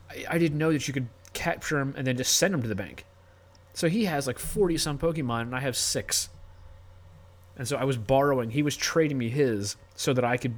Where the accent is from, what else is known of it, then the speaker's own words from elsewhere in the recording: Maryland, United States; moved away; I'm from Maryland